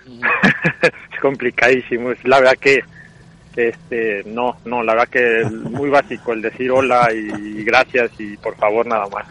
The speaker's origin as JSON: {"language": "Spanish", "country": "Mexico", "also_born_or_lived": "Scotland", "moved": "as an adult", "lives_now": "Norway", "said": "nosotros tenemos una cosa buena como mexicanos"}